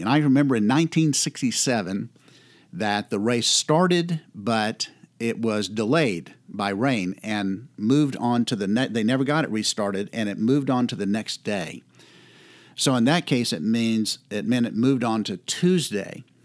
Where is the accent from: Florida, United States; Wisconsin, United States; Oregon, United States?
Florida, United States; I grew up in Florida